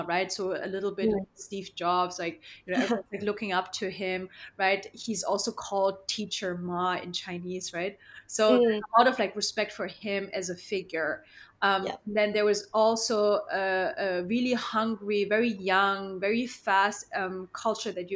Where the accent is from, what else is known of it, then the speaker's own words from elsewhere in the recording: Germany; also born or lived in Shanghai, China (family); my family is actually from Shanghai, but I was born in Germany